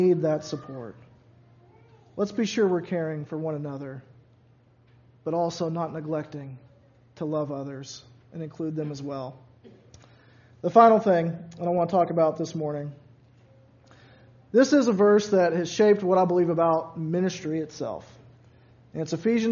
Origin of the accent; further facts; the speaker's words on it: Louisville, Kentucky, United States; I grew up in Louisville, so right there on the river